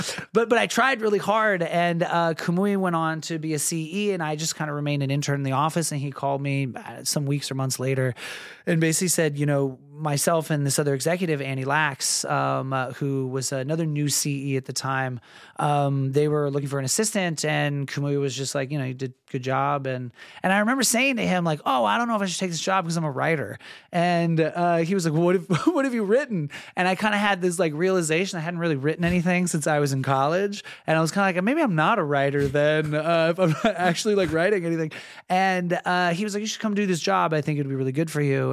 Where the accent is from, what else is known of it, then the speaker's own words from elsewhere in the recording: San Diego, California, United States; moved away as an adult; also born or lived in Santa Barbara / Los Angeles; I grew up in San Diego